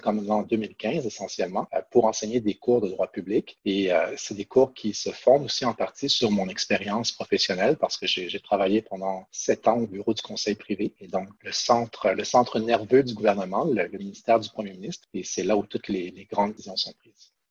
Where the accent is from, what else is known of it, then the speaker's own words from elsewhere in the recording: Quebec City, Quebec, Canada; moved away as an adult; now in Ottawa, Canada; j'ai grandi à Québec et puis je suis venu faire mes, mes études ici à Ottawa en 2000